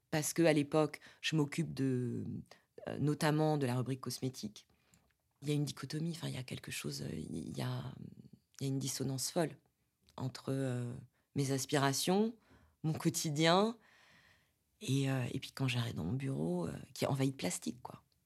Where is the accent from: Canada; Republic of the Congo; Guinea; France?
France; Porto-Vecchio, Corsica; also born or lived in Paris; now in Saint-Ouen, France; J'ai grandi en Corse